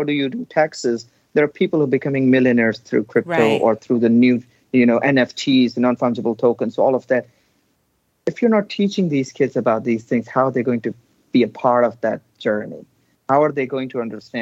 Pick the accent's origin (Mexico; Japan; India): India; now in Texas, United States; I was born and raised in India, but this is home